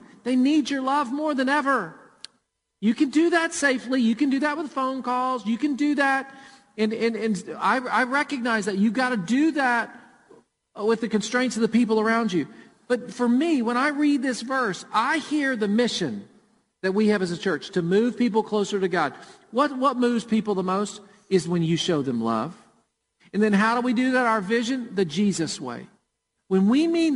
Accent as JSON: {"language": "English", "town": "Murfreesboro", "region": "Tennessee", "country": "United States", "tie": "born or raised there"}